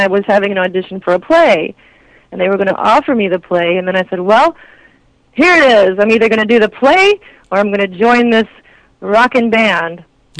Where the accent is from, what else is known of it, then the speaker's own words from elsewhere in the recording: Kentucky, United States; moved away as an adult; also born or lived in France / New York; now in Los Angeles, United States; I was born in Kentucky. I grew up with horses, and I was a dancer in high school, so that's kind of where my roots were. But I felt like I didn't belong in Kentucky